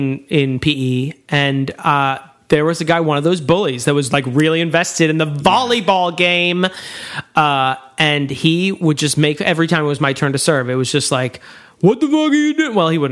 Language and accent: English; United States; as an American